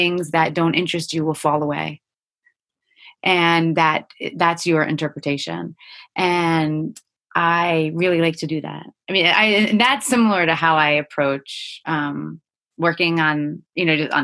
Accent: Cranford, New Jersey, United States; I grew up in Central Jersey.

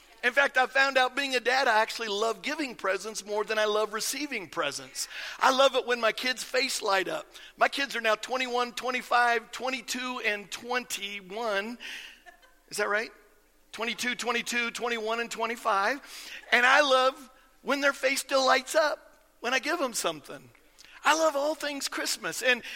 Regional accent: Iowa, United States; I grew up in Iowa, and I grew up kind of out in the country

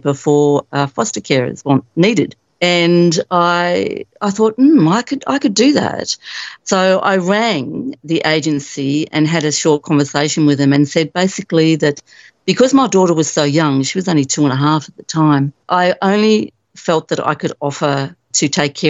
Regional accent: Tasmania, Australia; now in Gippsland, Australia; I grew up in Tasmania and I've ended up here in Gippsland, Victoria.

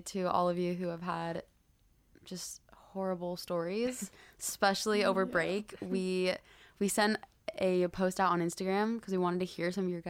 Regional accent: Arizona, United States; moved away as an adult; now in Hawaii, United States; We're both from Arizona

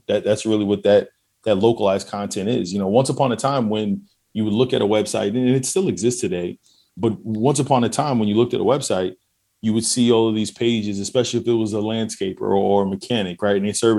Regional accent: New York, United States; now in Houston, United States; I'm a New Yorker, right? I'm in Houston. But, you know, living in Queens, the dynamic is completely different than, say, living in the Bronx, right?

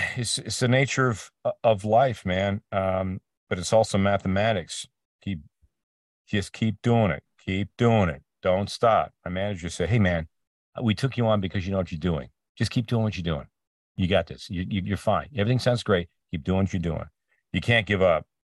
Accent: Peterborough, Ontario, Canada; moved away; my hometown, um, this, uh, north, northeast, east of Toronto called Peterborough

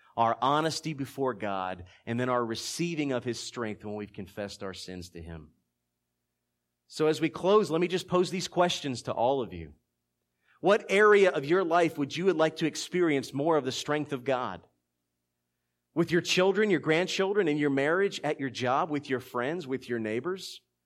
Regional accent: Philadelphia, Pennsylvania, United States; now in South Georgia, United States; being born and raised in Philadelphia

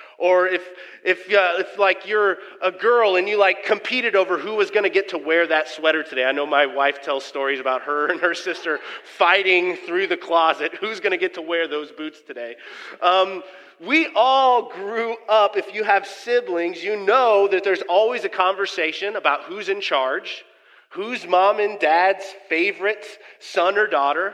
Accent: Kansas City, Missouri, United States; moved away as an adult; now in Council Bluffs, United States; my hometown, where I'm actually from, grew up the first 30 years of my life, is good old Kansas City, Missouri

